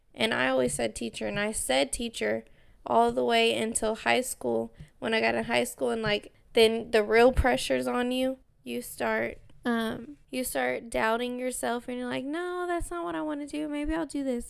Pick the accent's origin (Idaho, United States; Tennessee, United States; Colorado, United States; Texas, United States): Texas, United States